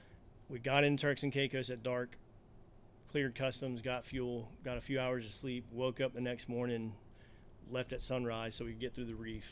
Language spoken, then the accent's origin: English; Charleston, South Carolina, United States; I grew up in Charleston.